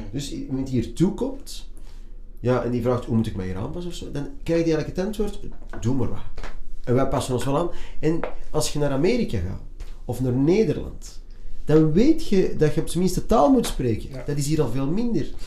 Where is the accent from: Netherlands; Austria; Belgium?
Belgium; Antwerp, Flanders; ik ben opgegroeid in een multiculturele buurt, een multiculturele school